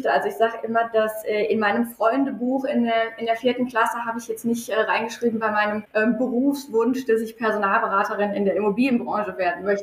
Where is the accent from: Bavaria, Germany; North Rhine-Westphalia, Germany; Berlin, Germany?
North Rhine-Westphalia, Germany; ich, äh, ich bin ja auch ein, ein Kind des Ruhrpots. Mein Vater sagt immer, wir kennen äh, die, die Kathedralen des Ruhrgebiets und äh, fühlen uns da zu Hause